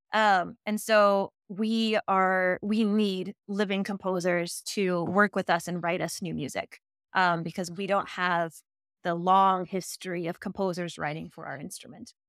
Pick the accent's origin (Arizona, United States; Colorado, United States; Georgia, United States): Colorado, United States; now in Dallas, United States; I grew up in Colorado